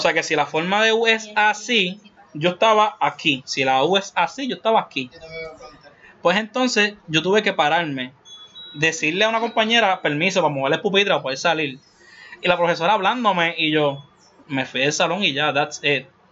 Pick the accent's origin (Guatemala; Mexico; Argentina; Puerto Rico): Puerto Rico; como boricua al fin